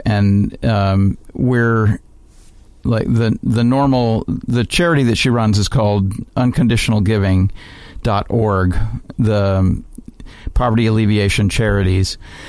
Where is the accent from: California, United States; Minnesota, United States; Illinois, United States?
Illinois, United States; Chicago; Chicago, Illinois, my hometown.